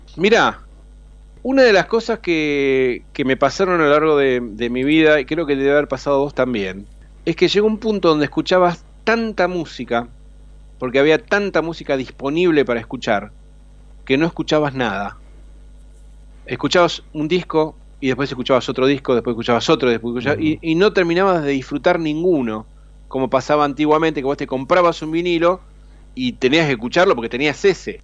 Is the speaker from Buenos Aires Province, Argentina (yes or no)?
no; Rosario, Santa Fe, Argentina; moved away as an adult; now in Buenos Aires, Argentina; siempre voy a ser rosarino porque nací ahí